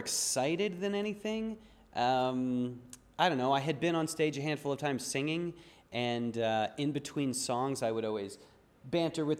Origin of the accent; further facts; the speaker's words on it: Deerfield, Illinois, United States; also born or lived in Baltimore, Maryland / Denver, Colorado; now in Los Angeles, United States; I was born in Baltimore. I grew up in the North Shore suburbs of Chicago, a place called Deerfield.